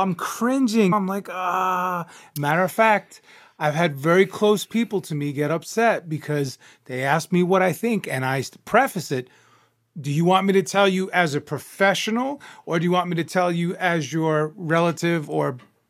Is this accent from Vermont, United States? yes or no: no; New York, United States; Being a New Yorker, a tried and true Cuban Italian New Yorker